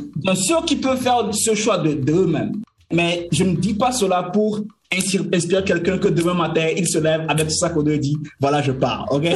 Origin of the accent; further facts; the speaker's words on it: Lomé, Maritime, Togo; moved away as an adult; je suis, né à Lomé, à la mhm. capitale, mais comme a les quartiers. Et j'ai grandi dans une maison toute petite